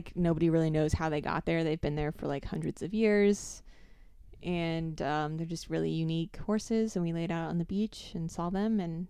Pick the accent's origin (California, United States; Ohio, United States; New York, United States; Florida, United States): Florida, United States; I grew up in South Florida on the beach.